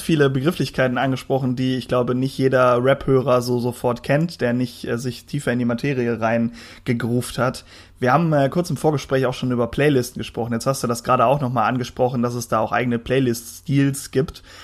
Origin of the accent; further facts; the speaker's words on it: the West, western Germany, Germany; ich komme ja eher aus dem Westen.